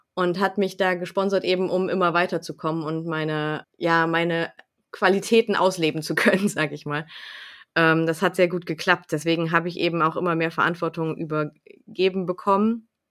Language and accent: German; Lingen, Lower Saxony, Germany; also ich komme aus Lingen, wohne in Lingen im Emsland